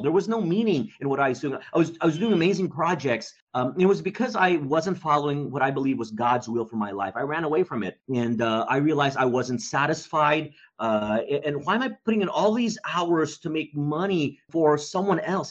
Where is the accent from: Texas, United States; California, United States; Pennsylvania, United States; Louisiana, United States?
Texas, United States; Dallas; I grew up in Dallas, Texas